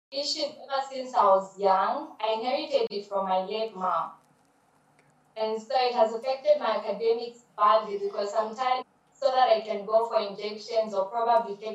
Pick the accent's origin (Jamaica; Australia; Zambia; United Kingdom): Zambia